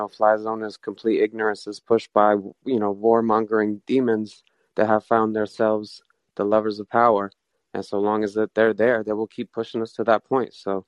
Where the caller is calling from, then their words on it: United States; I'm calling from the United States of America.